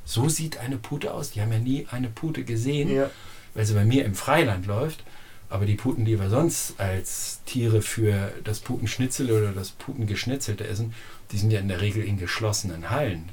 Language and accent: German; Lower Saxony, Germany; now in Hüttenheim, Germany; ich komme aus Niedersachsen, von Sandböden mit 800 mm Niederschlag